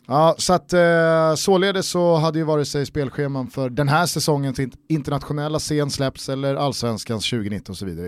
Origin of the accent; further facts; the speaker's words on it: Stockholm, Stockholm County, Sweden; Vi är ju från Stockholm